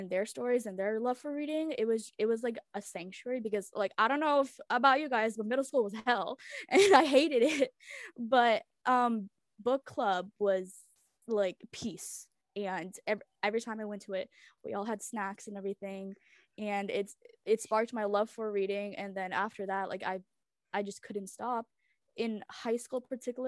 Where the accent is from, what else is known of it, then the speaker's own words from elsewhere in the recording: United States; English is a second language; also born or lived in Memphis, Tennessee / Chicago area; I was born in America, but I was raised on two different languages at home, and I learned most of my English through TV and, like, school.